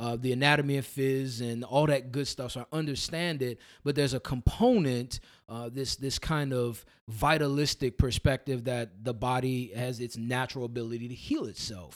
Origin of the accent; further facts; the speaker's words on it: New Orleans, Louisiana, United States; accent: New Orleans tongue; now in Somerville, United States; I started my journey in New Orleans, Louisiana. So that's, that's originally where I'm from. Uh, went to undergrad at Xavier University down there.